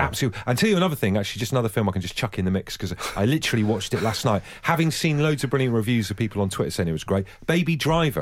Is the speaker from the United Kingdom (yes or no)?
yes; near Buckfast, Devon, South West England, United Kingdom; I grew up near Buckfast in Devon, Buckfast Abbey